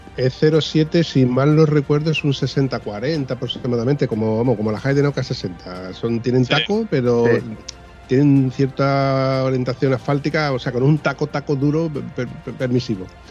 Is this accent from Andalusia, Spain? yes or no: yes; Huelva, Andalusia, Spain; los de aquí de Huelva